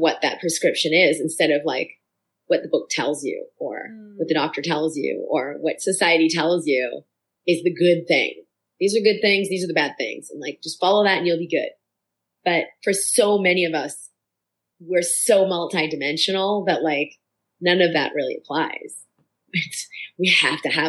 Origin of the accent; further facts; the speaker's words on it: Boston, Massachusetts, United States; growing up in Boston